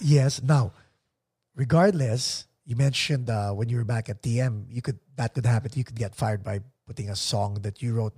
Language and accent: English; Philippines; accent: Tagalog accent; English is a second language; also born or lived in Arizona; Okay naman yung pag-English ko kahit may Tagalog accent.